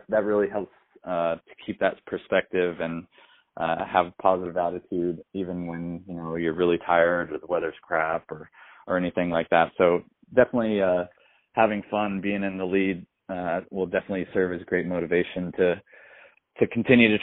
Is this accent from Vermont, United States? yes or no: no; Fort Collins, Colorado, United States; I grew up in Fort Collins